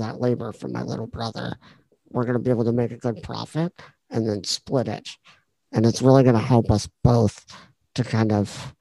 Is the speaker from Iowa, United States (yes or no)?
yes; Pleasantville, Iowa, United States; I bought a house in my hometown